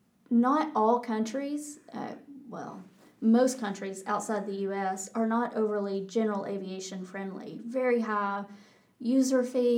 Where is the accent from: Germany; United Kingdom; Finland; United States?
United States; Texas; accent: Texas; They got as much of a kick out of my Texas accent as I did out of their Irish accent.